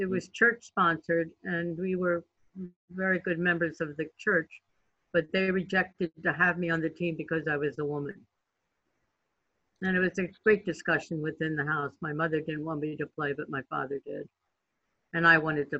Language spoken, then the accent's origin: English; south of Lancaster, South Central Pennsylvania, United States; moved away; also born or lived in New England; I grew up south of Lancaster, which is really not near Philly